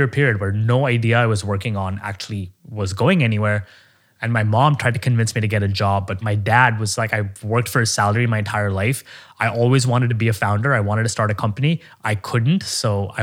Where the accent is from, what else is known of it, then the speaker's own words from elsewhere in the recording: Oman; moved away as an adult; now in United States; I grew up in Oman, the Middle East.